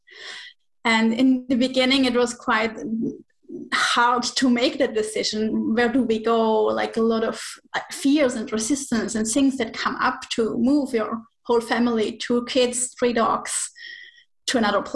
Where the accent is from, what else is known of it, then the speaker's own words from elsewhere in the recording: Switzerland; moved away as an adult; now in Menorca, Spain; I'm originally from Switzerland. So 5 years ago, 4 years ago, we moved from Switzerland to Spain.